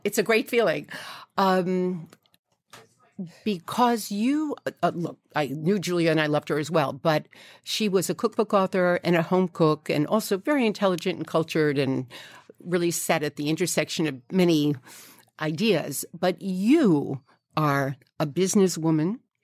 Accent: New York City, New York, United States; I grew up in Fresh Meadows, Queens

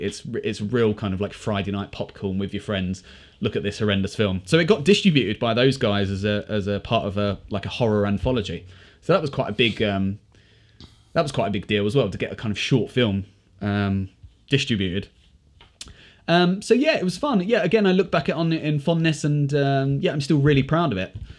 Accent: United Kingdom; as British people

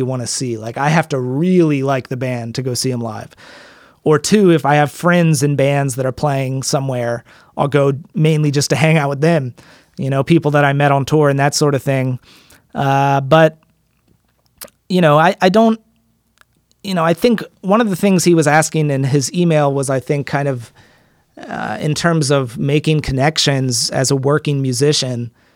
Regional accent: Frederick, Maryland, United States; accent: American; where I live and where I grew up in Frederick, Maryland

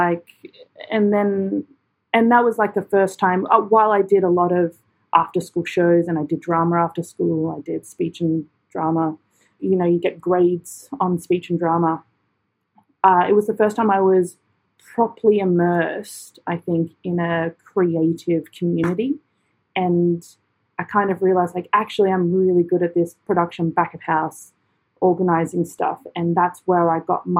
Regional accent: Australia; moved away as an adult; also born or lived in London / Edinburgh; my own country

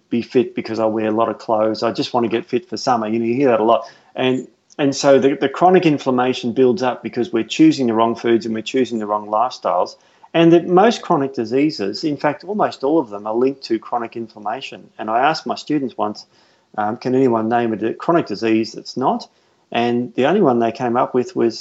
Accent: Melbourne, Victoria, Australia; moved away; I'm from Melbourne

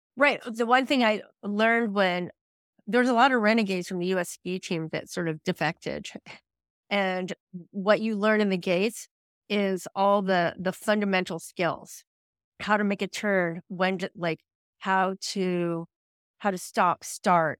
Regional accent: New England, United States; also born or lived in Vermont / Colorado; I'm from, actually, I'm from New England

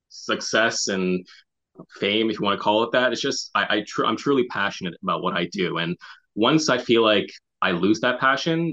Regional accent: Montreal, Quebec, Canada; moved away as an adult; now in Toronto, Canada; born and raised in Montreal, but I've lived in Toronto for the last 7 years

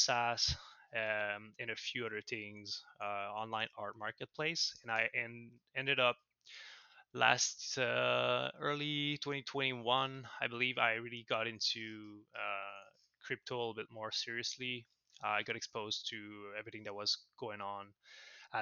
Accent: Montreal, Quebec, Canada; accent: French-Canadian; I'm from Montreal, Canada, so in North America. So I'm a French-Canadian, if the accent gave it away

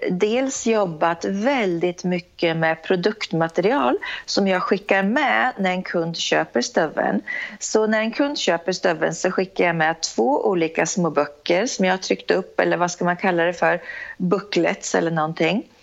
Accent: Norrköping, Östergötland, Sweden; Jag är en tjej från Norrköping, entreprenör som sagt

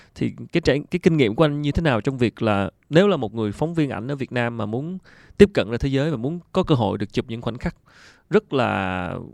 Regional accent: Vietnam; mình là người Việt Nam

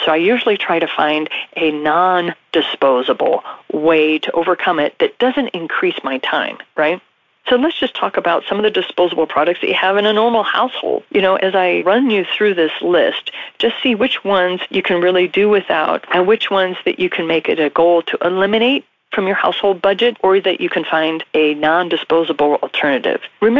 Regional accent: Japan; also born or lived in Bahamas; I was raised in Japan. I was also raised in the Bahamas.

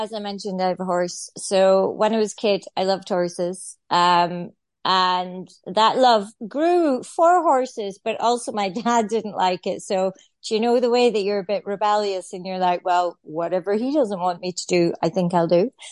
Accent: Scotland, United Kingdom; moved away as an adult; also born or lived in Ireland; I'm Scottish, so my whole family lives back home in Scotland, farming types, and I have lived in Ireland on and off since I was 21

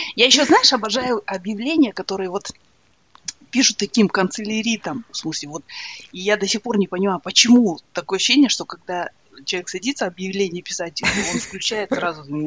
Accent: Ridder, East Kazakhstan Region, Kazakhstan; moved away as an adult; also born or lived in Astana, Kazakhstan; now in Dublin, Ireland; я же выросла в Ридере

